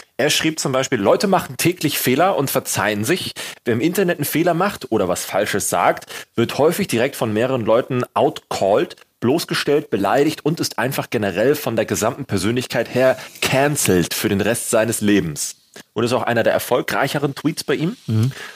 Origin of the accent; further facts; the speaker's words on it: Germany; bei uns in Deutschland